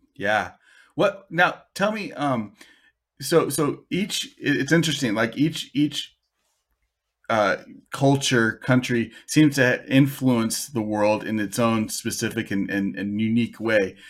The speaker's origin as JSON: {"language": "English", "country": "United States", "said": "as an American"}